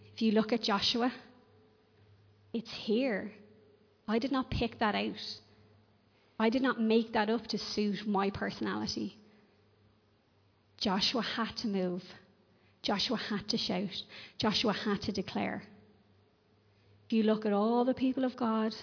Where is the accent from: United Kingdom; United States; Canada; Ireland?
Ireland